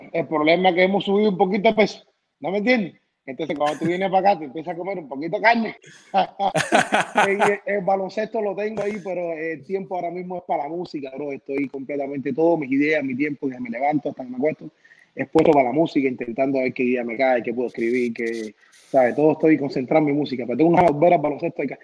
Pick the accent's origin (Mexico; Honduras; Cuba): Cuba; now in United States; Me encantó nacer en Cuba, la de, soy cubano 100%, la niñez que tuve en Cuba no la cambio